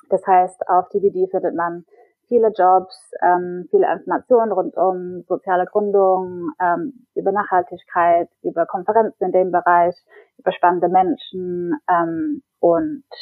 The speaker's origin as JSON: {"language": "German", "region": "England", "country": "United Kingdom", "also_born_or_lived": "Berlin, Germany", "second_language": "German", "lives_now": "Stockholm, Sweden", "said": "Ich bin eigentlich Engländerin und habe davor ungefähr zehn Jahre in Berlin gelebt, ähm, aber probiere jetzt Schweden aus."}